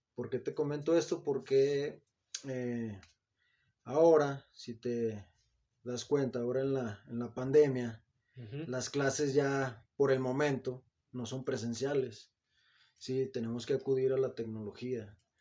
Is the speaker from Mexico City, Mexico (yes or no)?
no; Zacatecas, Mexico; yo soy zacatecano, soy nacido en Zacatecas, Zacatecas